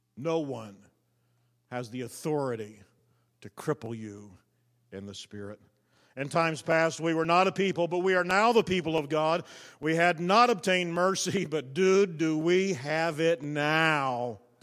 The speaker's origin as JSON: {"language": "English", "country": "United States", "said": "I'm thankful to be an American"}